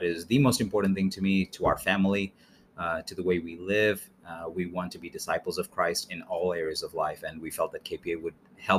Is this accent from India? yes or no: yes; India; also born or lived in England / Mexico City; now in United States; But I'm originally from India, by mm-hmm. way of England, and now we're settled here in the U.S.